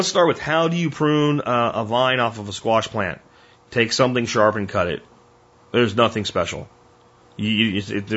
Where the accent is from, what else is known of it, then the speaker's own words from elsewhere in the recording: Jacksonville, Florida, United States; I grew up in Jacksonville, Florida